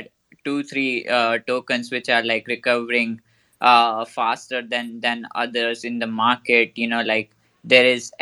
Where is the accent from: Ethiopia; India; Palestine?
India; I'm from India